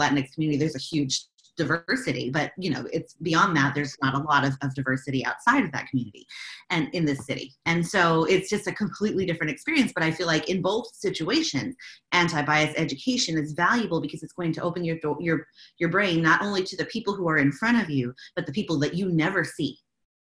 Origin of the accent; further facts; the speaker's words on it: Dallas, Texas, United States; now in El Paso, United States; the culture that I grew up with in Dallas